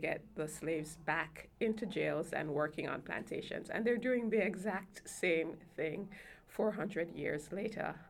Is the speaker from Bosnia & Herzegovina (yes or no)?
no; Jamaica; now in United States; Since coming to the U.S., because I'm an immigrant from Jamaica, I'm both a Jamaican citizen and a U.S. citizen